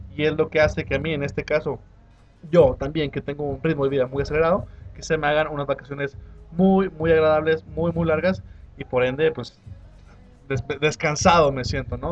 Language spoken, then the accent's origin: Spanish; Mexico; somos mexicanos